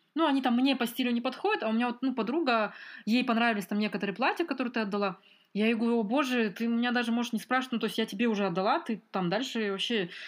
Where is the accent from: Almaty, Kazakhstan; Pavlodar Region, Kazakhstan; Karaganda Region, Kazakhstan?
Almaty, Kazakhstan; moved away as an adult; also born or lived in Northern Kazakhstan / Ukraine; я большую часть прожила в Алмате